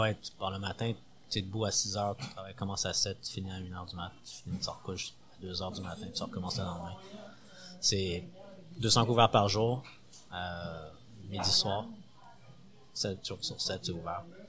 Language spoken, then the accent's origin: French; Montreal, Quebec, Canada; also born or lived in Paris, France; Montréal, 100%. Euh, j'ai grandi à Montréal